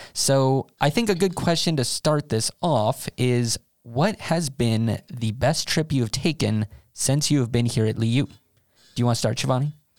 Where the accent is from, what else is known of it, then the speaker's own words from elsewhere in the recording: United States; moved away as an adult; now in Sweden; as an American, I grew up with seven-Elevens around